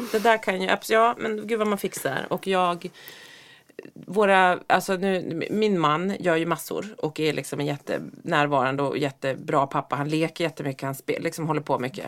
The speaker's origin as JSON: {"language": "Swedish", "region": "Norrland", "country": "Sweden", "tie": "born or raised there", "said": "Jag är ju uppväxt i Norrland"}